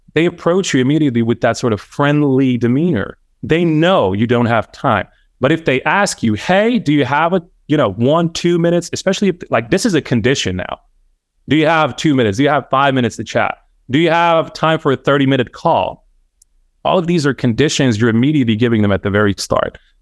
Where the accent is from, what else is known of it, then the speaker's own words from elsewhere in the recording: Bosnia & Herzegovina; I'm Bosnian born and bred